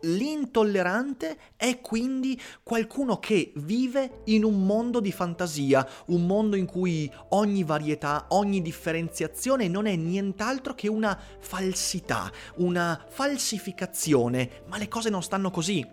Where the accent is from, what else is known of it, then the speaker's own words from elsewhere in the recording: Veneto, Italy; sono veneto